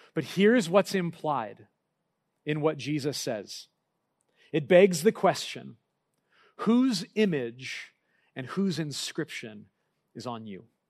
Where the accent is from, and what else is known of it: United States